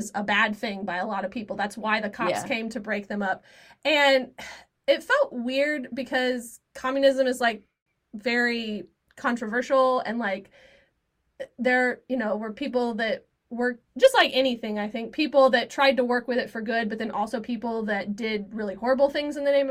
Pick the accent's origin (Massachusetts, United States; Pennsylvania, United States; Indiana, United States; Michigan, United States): Indiana, United States; I grew up in Indiana